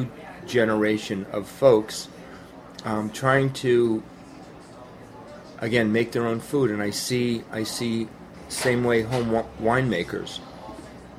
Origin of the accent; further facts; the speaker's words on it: near Manchester, New Hampshire, United States; Manchester, New Hampshire. which is close to my hometown. It's 30 minutes away.